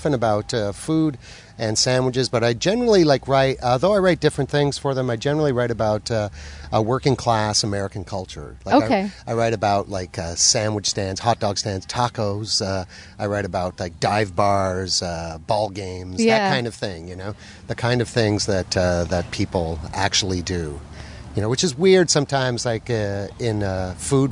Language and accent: English; Montreal, Quebec, Canada; where I grew up in Ville d'Anjou